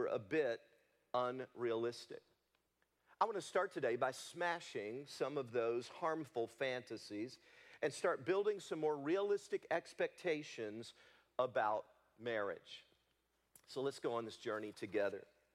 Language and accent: English; Leoma, Tennessee, United States; I grew up in Leoma, Tennessee, on a cotton farm